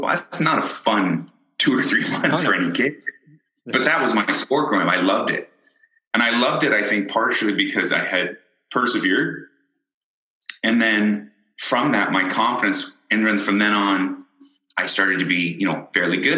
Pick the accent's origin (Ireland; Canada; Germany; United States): Ireland; born there; I was born in Ireland.